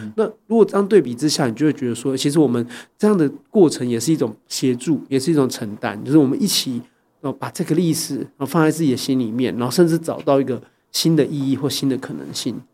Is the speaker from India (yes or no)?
no; Taiwan; 作为台湾人啊，我觉得我们有个很